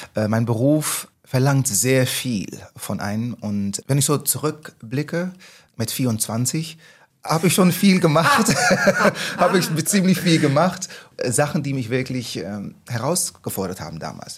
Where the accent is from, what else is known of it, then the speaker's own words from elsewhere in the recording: Netherlands; German is a second language; moved away as an adult; now in Hamburg, Germany; Holländer, ich bin in Holland aufgewachsen, wie man hört